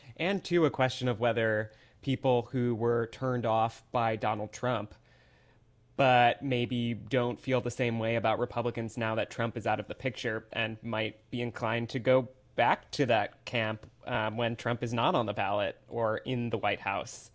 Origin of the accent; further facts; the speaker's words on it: Midwest, United States; now in Atlanta, United States; a Midwesterner who has spent much time at Cedar Point